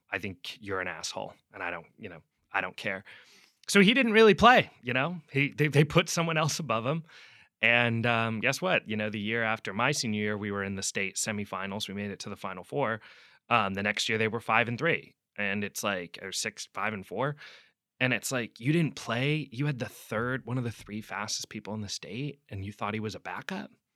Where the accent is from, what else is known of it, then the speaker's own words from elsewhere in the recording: Seattle, Washington, United States; moved away; also born or lived in New York; I'm from Seattle originally